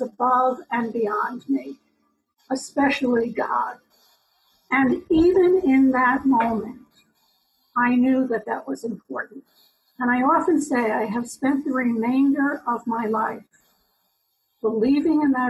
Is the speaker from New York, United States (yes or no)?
yes; New York, United States; accent: New York; also born or lived in Long Island; I was born in New York. You might hear my New York accent